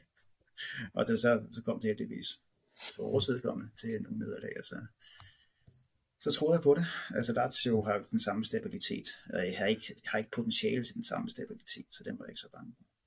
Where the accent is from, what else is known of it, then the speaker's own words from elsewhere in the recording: Holbæk, Zealand, Denmark; det lille lokale dagblad ude i Holbæk, området, hvor jeg kommer fra, Nordvestnyt